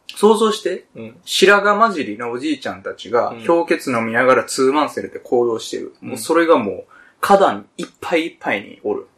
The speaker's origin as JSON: {"language": "Japanese", "region": "Kansai", "country": "Japan", "tie": "born or raised there", "said": "我々、関西出 身やけどさ。"}